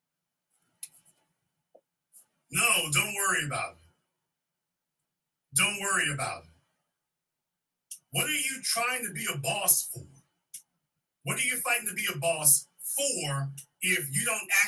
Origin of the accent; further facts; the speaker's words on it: Louisiana, United States; moved away; the soil I was born on in Louisiana